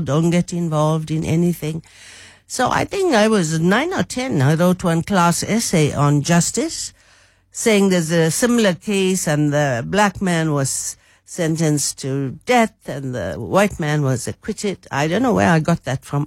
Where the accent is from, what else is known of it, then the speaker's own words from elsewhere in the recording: Durban, KwaZulu-Natal, South Africa; moved away as an adult; I grew up in Durban